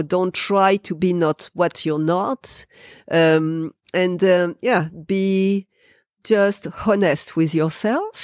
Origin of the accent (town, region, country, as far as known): France; English is a second language; moved away as an adult; now in New Zealand